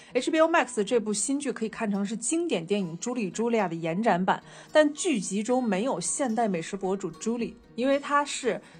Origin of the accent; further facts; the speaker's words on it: China; 虽然我们那头身在法国，但是我们身为中国人